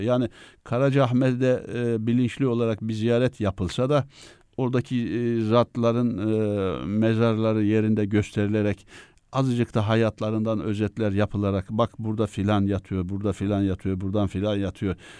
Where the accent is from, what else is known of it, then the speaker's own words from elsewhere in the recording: Mesudiye, Ordu, Turkey; moved away as an adult; also born or lived in Üsküdar, Istanbul / Ankara; now in Istanbul, Turkey; ben e, köken itibariyle Ordu Mesudiye doğumluyum